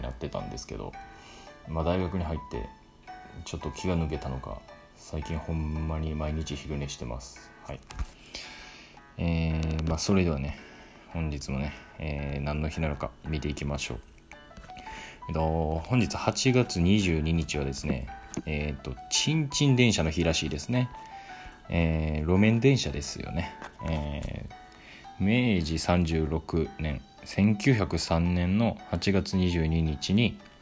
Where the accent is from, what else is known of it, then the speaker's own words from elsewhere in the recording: Hyogo, Japan; 僕も兵庫県出身なんで